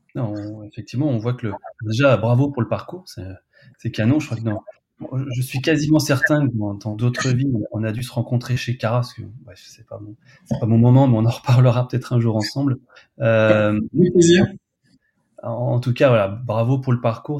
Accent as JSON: {"language": "French", "area": "Burgundy", "region": "Bourgogne-Franche-Comté", "country": "France", "said": "je suis aussi de Bourgogne"}